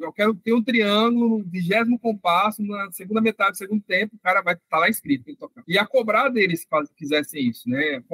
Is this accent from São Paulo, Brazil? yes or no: yes; São Paulo, Brazil; moved away as an adult; now in Recife, Brazil; a gente que é de São Paulo